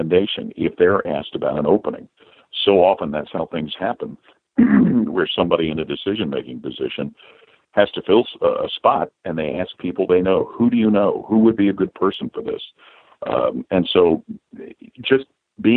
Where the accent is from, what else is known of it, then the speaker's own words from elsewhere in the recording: Cincinnati, Ohio, United States; moved away as an adult; also born or lived in Detroit, Michigan / Washington, D.C.; returned home to Cincinnati, my hometown